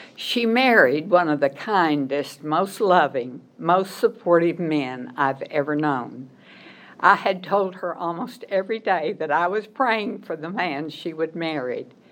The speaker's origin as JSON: {"language": "English", "region": "Arkansas", "country": "United States", "tie": "born or raised there", "also_born_or_lived": "Missouri / Memphis, Tennessee", "moved": "as an adult", "said": "I was born in Arkansas, went to school there, graduated from Arkansas State University"}